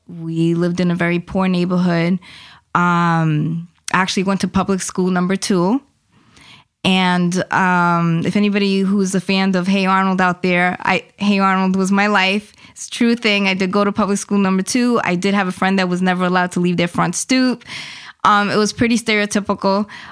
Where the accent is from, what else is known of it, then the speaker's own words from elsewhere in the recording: Mayagüez, Puerto Rico; now in Worcester, United States; I am originally from Puerto Rico. I was born in Mayagüez, Puerto Rico.